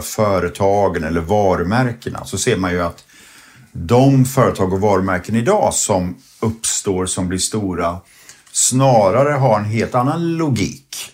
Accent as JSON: {"language": "Swedish", "country": "Sweden", "said": "vi svenskar"}